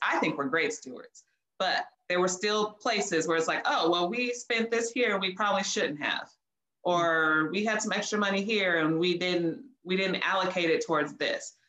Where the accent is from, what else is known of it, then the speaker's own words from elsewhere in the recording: Oceanside, California, United States; now in Houston, United States; I am from Oceanside, California, now living in Houston, Texas.